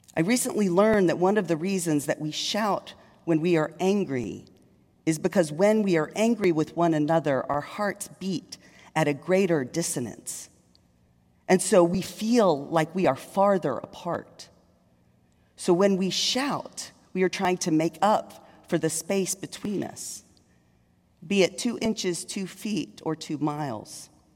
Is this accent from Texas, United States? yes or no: yes; Longview, Texas, United States; moved away as an adult; also born or lived in Dallas, Texas; now in Richmond, United States; I was raised in East Texas